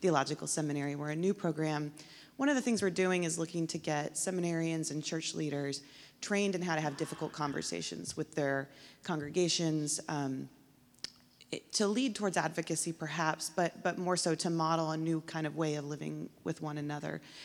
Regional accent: San Antonio, Texas, United States; moved away as an adult; now in Washington, D.C., United States; I grew up here in San Antonio

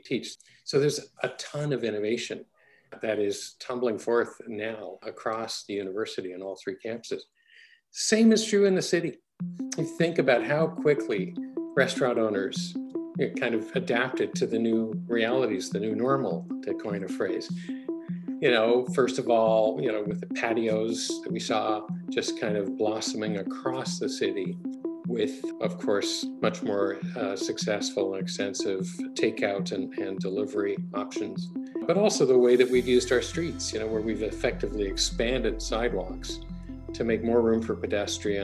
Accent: Toronto, Ontario, Canada; also born or lived in Edmonton / Berkeley / Cambridge, Massachusetts; I was born in Edmonton, but my family moved to Toronto when I was about two. And then kind of I grew up in and around Toronto for grade school and high school.

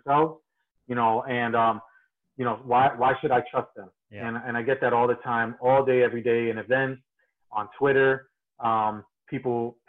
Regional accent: New Jersey, United States; I'm originally from New Jersey.

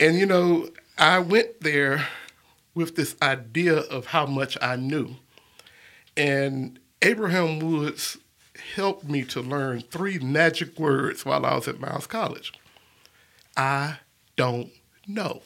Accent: Birmingham, Alabama, United States; I was born and raised here in Birmingham, Alabama, and I've lived here all my life

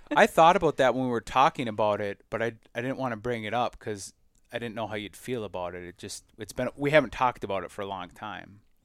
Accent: Minnesota, United States; we do in Minnesota a lotta, a lotta what I call cattail pounding, right? Like, the only milo you see in my home state

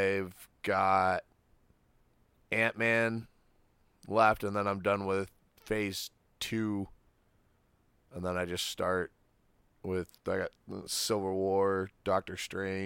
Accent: Muskegon, Michigan, United States; also born or lived in Haslett, Michigan; I was born in Muskegon

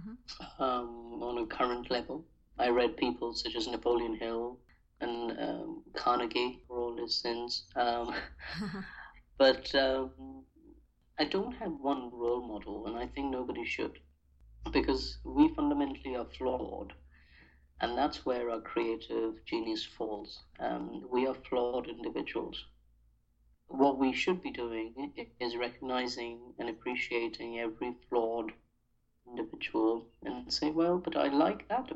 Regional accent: India; growing up in India

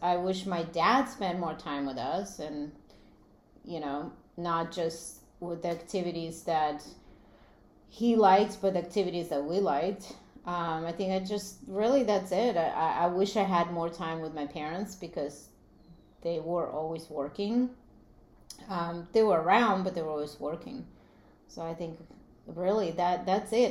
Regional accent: Latvia; moved away; I grew up in in Latvia, which was part of Soviet Union

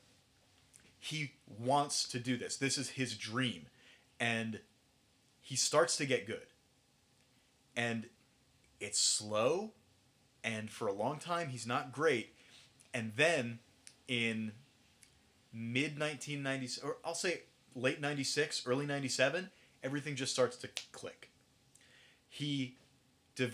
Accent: New York, United States; now in New Jersey, United States; I'm from New York

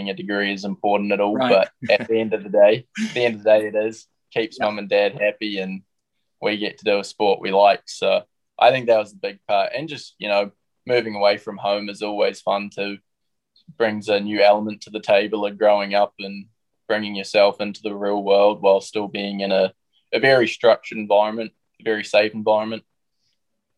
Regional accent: New Zealand; moved away as an adult; us kids coming growing up in New Zealand

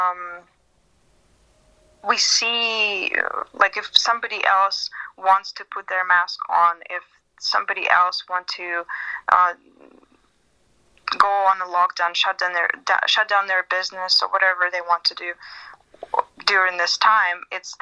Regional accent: Siberia, Russia

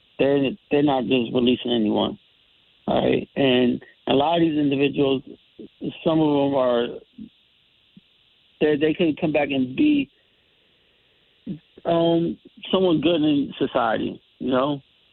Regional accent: Bridgeport, Connecticut, United States; I'm from the Bridgeport area and everything

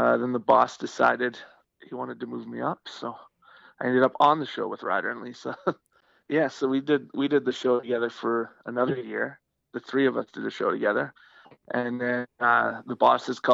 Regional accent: Saskatchewan, Canada; moved away as an adult; also born or lived in Vancouver, Canada / The Pas, Manitoba, Canada; now in Edmonton, Canada; I grew up in Saskatchewan

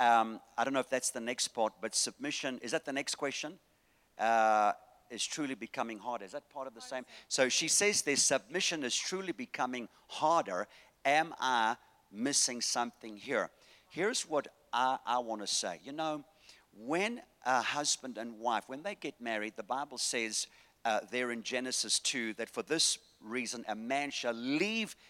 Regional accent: Durban, KwaZulu-Natal, South Africa; moved away; I'm from Durban, the place where God lives.

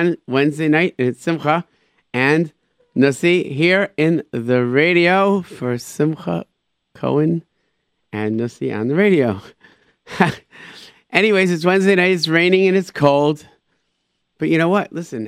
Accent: United States; being an American in Israel

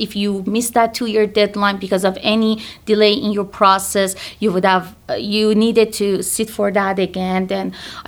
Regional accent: Iran; moved away as an adult; now in United States; So I'm from Iran and I did my bachelor in occupational therapy in Iran

